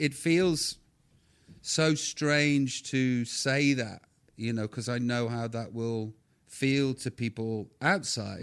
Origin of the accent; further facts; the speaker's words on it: Stoke-on-Trent, West Midlands, United Kingdom; I'm just knobhead from Stoke